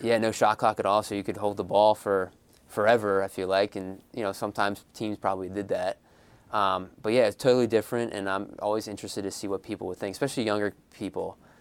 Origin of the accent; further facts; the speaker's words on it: Philadelphia, Pennsylvania, United States; I'm from Philadelphia myself